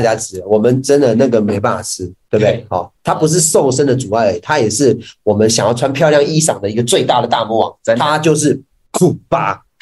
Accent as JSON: {"language": "Chinese", "region": "Taichung", "country": "Taiwan", "said": "我们台中人"}